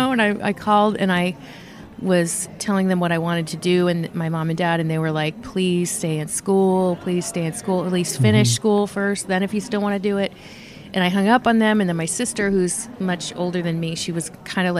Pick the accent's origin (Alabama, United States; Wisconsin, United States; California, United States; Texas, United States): California, United States; Napa; also born or lived in San Francisco / Virginia; I was born in San Francisco, and I lived in Virginia as a kid for a while. And then we moved to California, to Napa, California, when I was 12 and retired. So so I'm kind of from Napa